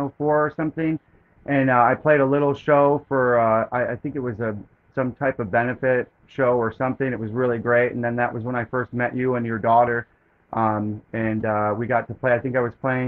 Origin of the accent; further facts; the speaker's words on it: Benbrook, Texas, United States; also born or lived in Syracuse, New York / Austin, Texas / Tulsa, Oklahoma; I was born in Syracuse, but we moved, my family moved pretty quickly up to Dallas, Fort Worth. So I grew up and went to Western Hills High School and lived in Benbrook, Texas, growing up most of my life